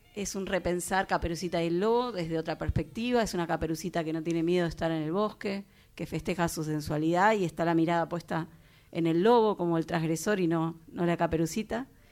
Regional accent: Temperley, Buenos Aires Province, Argentina; now in Canning, Argentina; Yo soy de Temperley, pero cuando me mudé a donde estoy me di cuenta que, que Temperley era muy urbano.

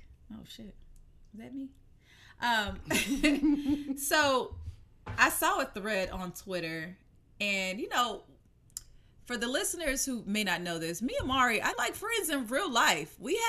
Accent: the South, United States; moved away; I grew up in the South.

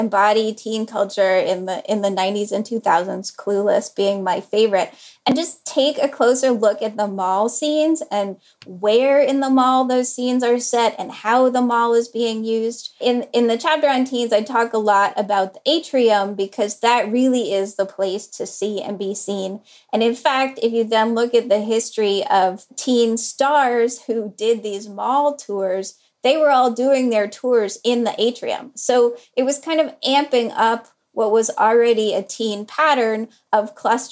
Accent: Durham, North Carolina, United States; Durham, North Carolina, which is where I grew up

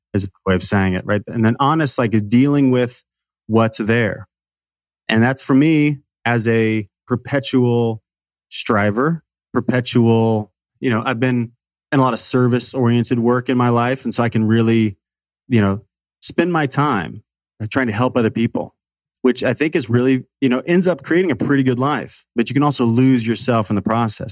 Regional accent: Salem, Illinois, United States; I grew up in a small town in the middle of nowhere in Illinois

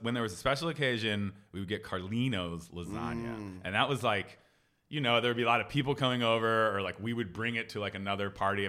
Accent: Philadelphia, Pennsylvania, United States; Chicken cheesesteaks are a critical part of growing up in Philadelphia.

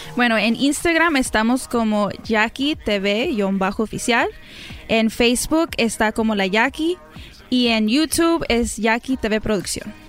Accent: Glendora, California, United States; also born or lived in Sonora (parents); now in Fontana, United States; soy nacida en Glendora, California

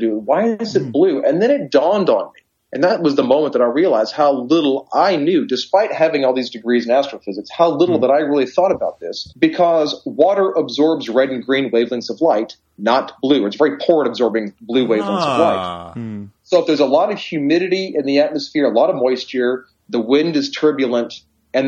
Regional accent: United States; are you American? I'm like, yes

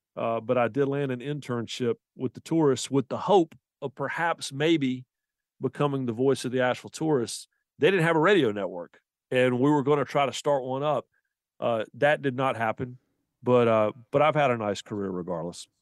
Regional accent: the Carolinas, United States; Growing up in the Carolinas, you know, we didn't have Major League Baseball in this part of the world

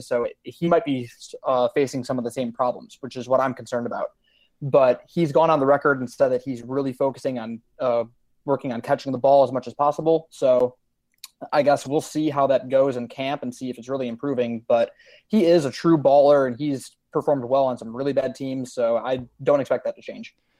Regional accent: Crystal Lake, Illinois, United States; moved away as an adult; now in Jonesboro, United States; I'm born and raised in Crystal Lake, Illinois

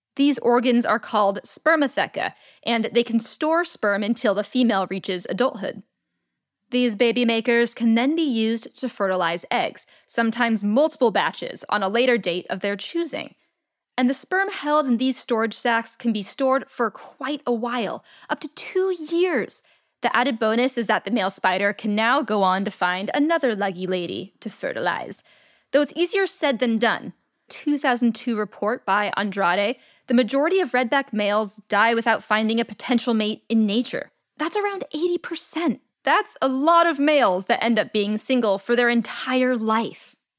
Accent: California, United States; my home state of California

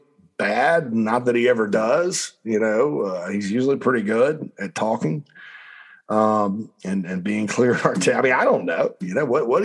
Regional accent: Spartanburg, South Carolina, United States; my hometown of Spartanburg

